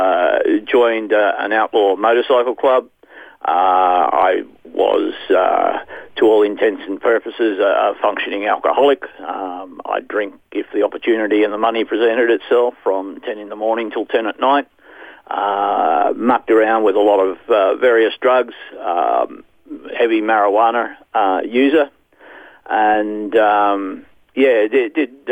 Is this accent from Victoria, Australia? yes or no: no; Ipswich, Stanthorpe, Logan City, Queensland, Australia; also born or lived in Dunoon, New South Wales; I'm an Australian. I was actually born in a little town just outside of Lismore called Dunoon, in Northern Rivers, New South Wales. Raised on a farm until I was four, and then my parents moved up to Ipswich and then eventually to Stanthorpe and then to Logan City.